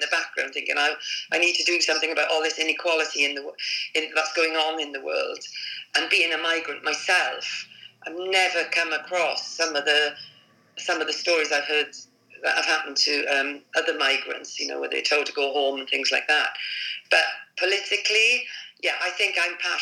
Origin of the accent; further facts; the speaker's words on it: Wales, United Kingdom; moved away as an adult; also born or lived in England; coming from Wales where everybody, you know, put a red rosette on a donkey and people will vote Labour. Well, I mean, I moved from Wales when I was 18